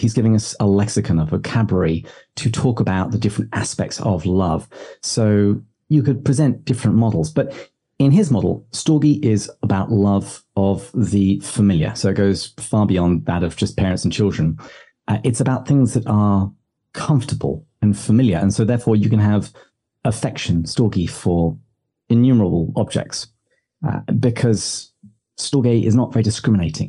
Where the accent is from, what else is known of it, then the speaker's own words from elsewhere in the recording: England, United Kingdom; now in United States; me being very English